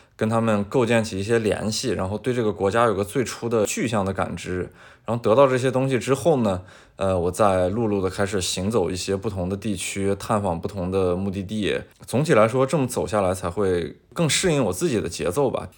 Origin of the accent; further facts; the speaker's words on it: China; now in United Arab Emirates; 对我们中国人的管控也越来越严